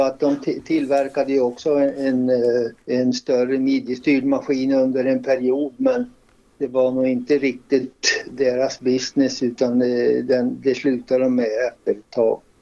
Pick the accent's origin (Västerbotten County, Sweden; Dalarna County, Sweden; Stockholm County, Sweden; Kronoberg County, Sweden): Västerbotten County, Sweden; Hörnefors; moved away as an adult; also born or lived in Skellefteå; jag kom ju från Hörnefors ursprungligen